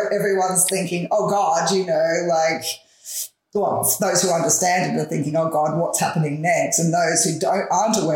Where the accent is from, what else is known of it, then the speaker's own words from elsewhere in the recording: Melbourne, Victoria, Australia; I've grown up in Bayside in Melbourne my entire life.